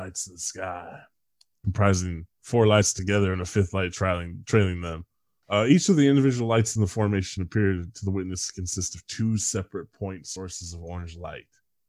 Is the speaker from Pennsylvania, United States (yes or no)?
no; the Bay Area, California, United States; moved away; That's how I say it because I'm from the Bay.